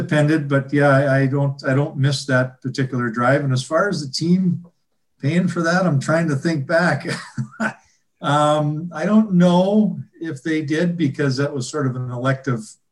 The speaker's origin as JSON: {"language": "English", "town": "Vancouver", "region": "British Columbia", "country": "Canada", "also_born_or_lived": "Milwaukee / Midwest", "moved": "as an adult", "said": "I'm from Vancouver"}